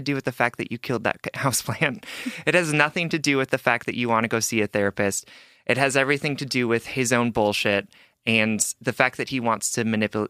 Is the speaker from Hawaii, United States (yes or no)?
yes; Hawaii, United States; I'm Asian. I'm from Hawaii. I'm bi, and I've been both monogamous and poly at different points in my life.